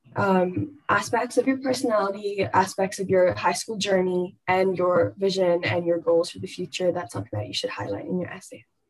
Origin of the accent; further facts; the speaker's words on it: Bangalore, Karnataka, India; I'm from Bangalore, India.